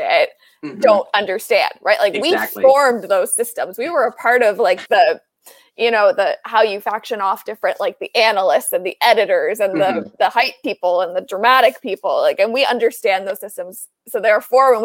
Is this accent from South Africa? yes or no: no; Canada; accent: Canadian; There's my first Canadian accent